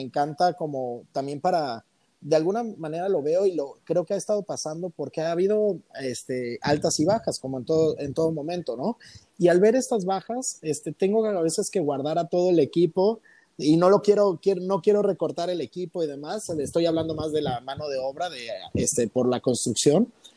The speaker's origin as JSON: {"language": "Spanish", "town": "Cuernavaca", "region": "Morelos", "country": "Mexico", "tie": "born or raised there", "also_born_or_lived": "Taxco, Guerrero / Mexico City", "moved": "as an adult", "lives_now": "Colima, Mexico", "said": "Ahorita radico en Colima y toda mi vida viví en, Cuernavaca, en Cuernavaca, Morelos."}